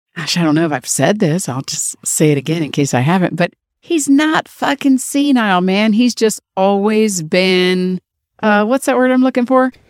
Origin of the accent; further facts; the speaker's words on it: Washington, District of Columbia, United States; My hometown, D C, where I was born and raised